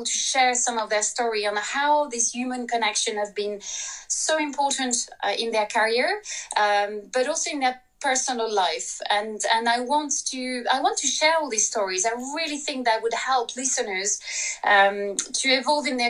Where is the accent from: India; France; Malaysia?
France; English is a second language; moved away as an adult; now in London, United Kingdom; I'm very French